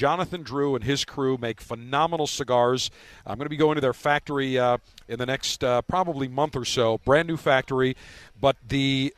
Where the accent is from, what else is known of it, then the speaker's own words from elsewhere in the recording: Buffalo, New York, United States; now in Florida, United States; Growing up in Buffalo